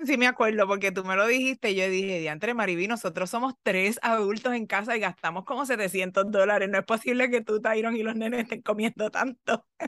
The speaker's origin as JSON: {"language": "Spanish", "country": "Puerto Rico", "said": "soy puertorriqueña"}